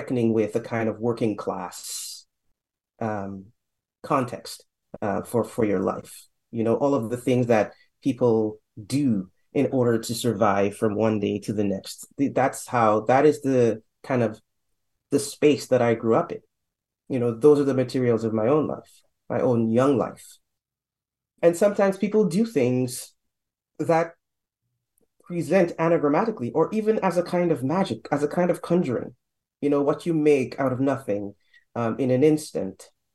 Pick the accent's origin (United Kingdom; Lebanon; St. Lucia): St. Lucia; now in Canada; I didn't grow up in Trinidad. I'm not from Trinidad. Right down the street, though, or down the ocean, let's say, in St. Lucia.